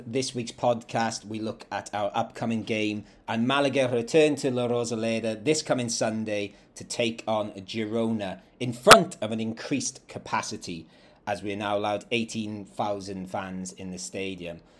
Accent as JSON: {"language": "English", "region": "Wales", "country": "United Kingdom", "tie": "born or raised there", "said": "that I used to see going over the River Taff in my hometown in South Wales."}